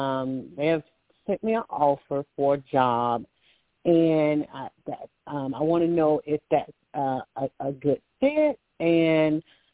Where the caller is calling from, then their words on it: Alabama, United States; calling from Alabama.